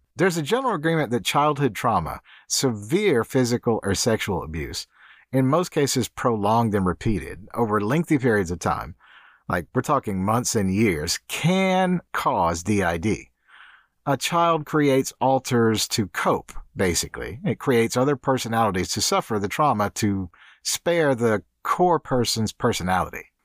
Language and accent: English; Deep South, United States; moved away; I was born in the Deep South in the U S, and football was as big there as soccer in Europe when I was a kid